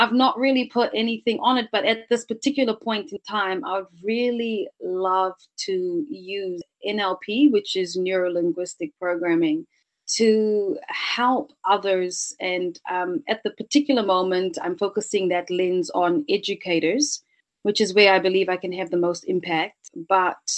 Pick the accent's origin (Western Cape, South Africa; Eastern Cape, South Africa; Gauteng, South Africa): Western Cape, South Africa; Cape Town; moved away; also born or lived in New Zealand; I was born in South Africa. So I was born in Cape Town. I've always had this duality of worlds inside of me. So I've had the South African way of looking at life, but then, you know, superimposed that over into moving into New Zealand.